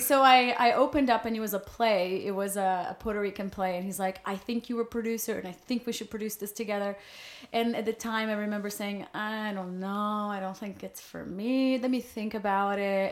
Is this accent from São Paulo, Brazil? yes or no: no; Rio de Janeiro, Brazil; English is a second language; moved away as an adult; also born or lived in New York; now in Los Angeles, United States; I was born and raised in Brazil